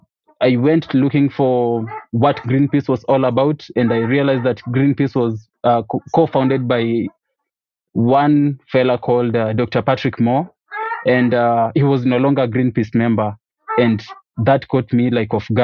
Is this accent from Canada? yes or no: no; Kisii, Kisii County, Kenya; from Kisii, Kenya